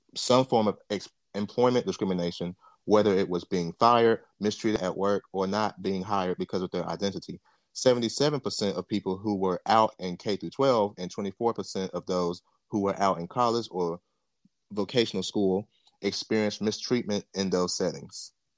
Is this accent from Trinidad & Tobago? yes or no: no; Jamaica; I'm Jamaican.